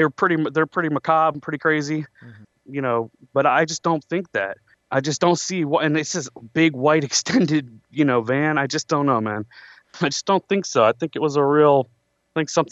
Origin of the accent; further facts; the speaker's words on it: Westland, Michigan, United States; I'm from Westland, Michigan